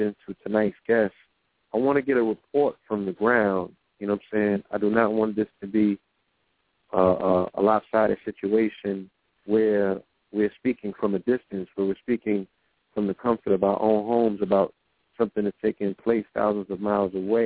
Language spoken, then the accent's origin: English; New York, United States; I'm from New York.